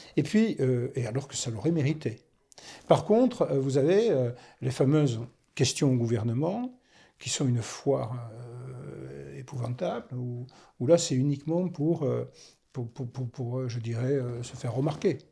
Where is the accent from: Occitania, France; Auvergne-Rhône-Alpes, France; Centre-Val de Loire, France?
Occitania, France; Toulouse; also born or lived in Gironde; je suis toulousain